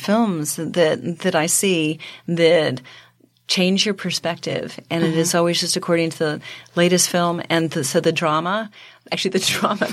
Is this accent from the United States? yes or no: yes; Reading, Pennsylvania, United States; moved away as an adult; now in New York, United States; I grew up in Reading, Pennsylvania